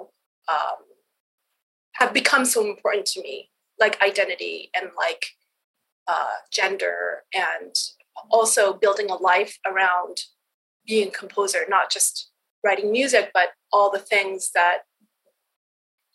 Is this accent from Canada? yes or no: yes; Canada; moved away as an adult; also born or lived in East Coast, United States; now in West Coast, United States; growing up, I grew up in Canada